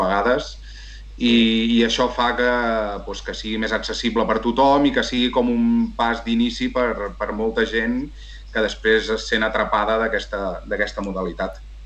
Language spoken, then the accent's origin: Catalan; La Roca del Vallès, Catalonia, Spain; also born or lived in Viladrau; Jo sóc uh, nascut de, de la Roca del Vallès, eh, continuo vivint aquí a la Roca del Vallès